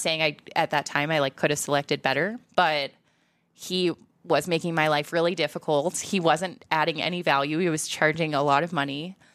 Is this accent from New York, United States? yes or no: no; Iowa, United States; as a Midwesterner, as, like, an Iowan